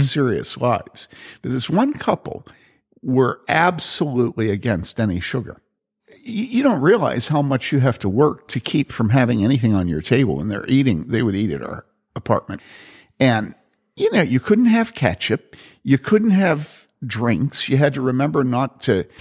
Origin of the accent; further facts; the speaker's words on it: Philadelphia, Pennsylvania, United States; moved away; when I was growing up in Philly